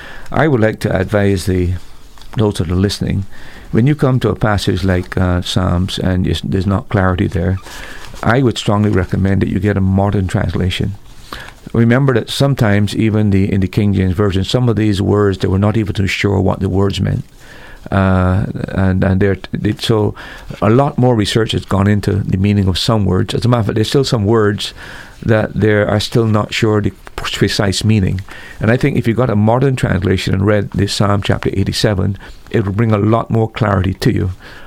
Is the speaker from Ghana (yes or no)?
no; Jerusalem, Jerusalem District, Israel; born there; I was born actually in Jerusalem.